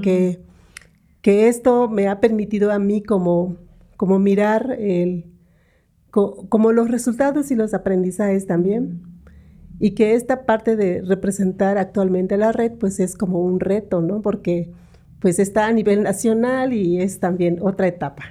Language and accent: Spanish; San Antonio Sihó, Yucatán, Mexico; also born or lived in Mérida; he vivido en una comunidad indígena maya, soy de Sijo, una comunidad maya que se llama San Antonio Sijo, está como una hora y media de Mérida, Yucatán